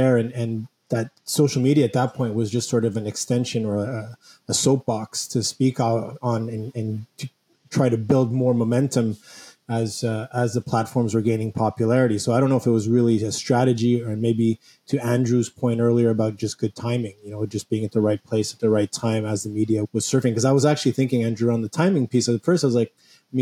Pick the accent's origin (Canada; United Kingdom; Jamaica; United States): Canada; also born or lived in Montreal; Being a Canadian here in Montreal